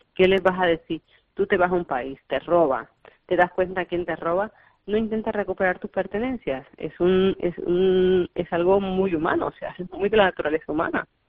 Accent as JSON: {"language": "Spanish", "country": "Colombia", "tie": "born or raised there", "moved": "yes", "lives_now": "Barcelona, Spain", "said": "nací en Colombia"}